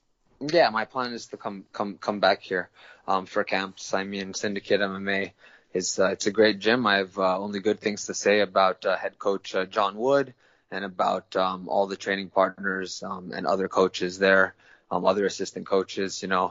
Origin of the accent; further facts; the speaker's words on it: Tokyo, Japan; I was born and raised in Tokyo, Japan, actually. I'm half Filipino, half American, but I was born and raised in Tokyo, Japan because my parents are international school teachers.